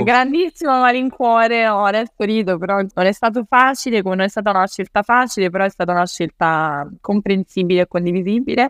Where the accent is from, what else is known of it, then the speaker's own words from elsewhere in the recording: Rome, Lazio, Italy; io non sono una romana spinta